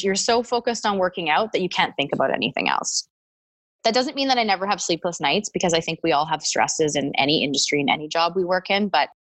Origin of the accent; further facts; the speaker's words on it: Edmonton, Alberta, Canada; now in Calgary, Canada; I grew up in Edmonton and I went to the University of Alberta for 2 years and then came to Calgary to get my degree